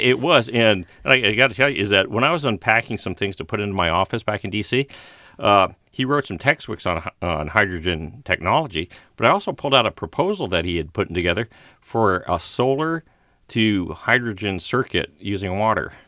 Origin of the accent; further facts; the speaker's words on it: Walnut Creek, California, United States; Bay Area, yeah. Uh, I was born on Walnut Creek